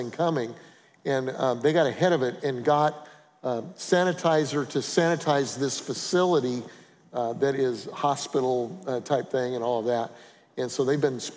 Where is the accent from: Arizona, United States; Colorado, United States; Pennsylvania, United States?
Colorado, United States; I'm from Colorado